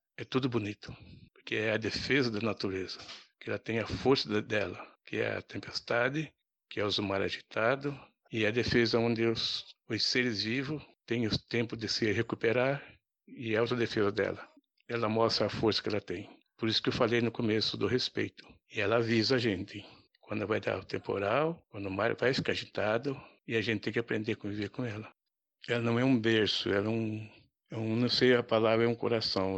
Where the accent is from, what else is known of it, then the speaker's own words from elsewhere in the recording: Cananéia, São Paulo, Brazil; sou morador de lá, nascido ali, criado